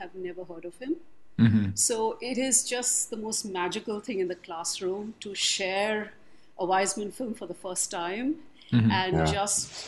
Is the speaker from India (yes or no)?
yes; India; moved away as an adult; also born or lived in Philadelphia, United States; I was somebody straight from India